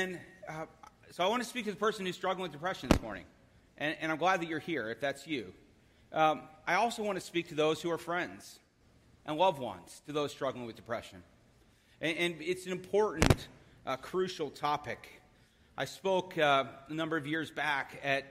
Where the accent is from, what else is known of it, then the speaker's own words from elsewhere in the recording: Philadelphia, Pennsylvania, United States; I am from Philadelphia